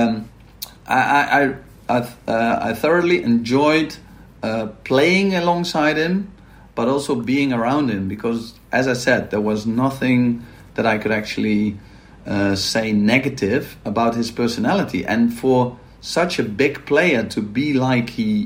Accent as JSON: {"language": "English", "town": "Maastricht", "region": "Limburg", "country": "Netherlands", "said": "I'm from Maastricht, and Maastricht is well known for carnival."}